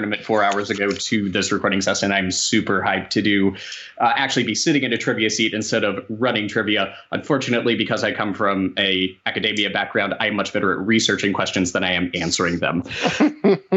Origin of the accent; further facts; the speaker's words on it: Roanoke, Virginia, United States; I am from Roanoke, Virginia